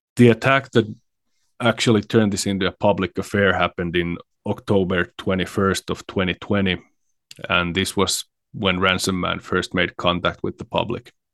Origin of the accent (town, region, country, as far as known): Finland